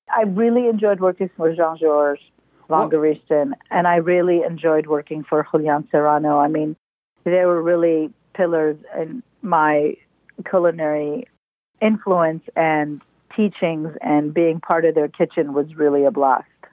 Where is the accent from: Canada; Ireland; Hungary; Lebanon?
Lebanon; moved away; also born or lived in Libya / New York / San Francisco Bay Area / Belgium; I was born in Libya and I grew up in Lebanon